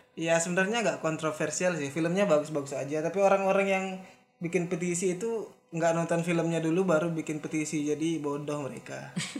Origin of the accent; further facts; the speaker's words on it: Lombok, West Nusa Tenggara, Indonesia; kita dari Lombok